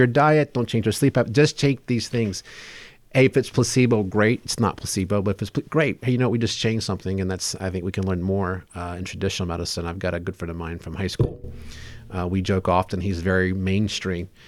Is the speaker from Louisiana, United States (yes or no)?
yes; South Louisiana, United States; I was raised in South Louisiana, very hot, very humid